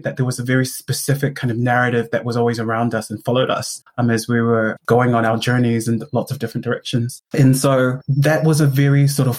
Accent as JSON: {"language": "English", "region": "Auckland", "country": "New Zealand", "tie": "born or raised there", "also_born_or_lived": "South Korea", "said": "I grew up here in South Auckland. I was born and raised here in Manurewa."}